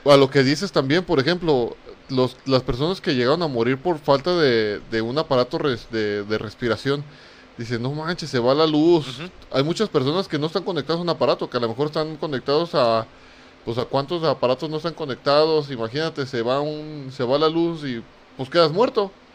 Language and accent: Spanish; Mexico; como mexicanos